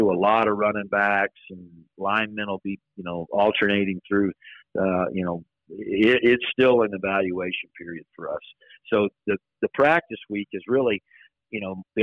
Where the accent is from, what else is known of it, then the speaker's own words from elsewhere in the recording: Texas, United States; moved away as an adult; now in Riverton, United States; So I was born and raised in Texas, grew up in a teaching and coaching family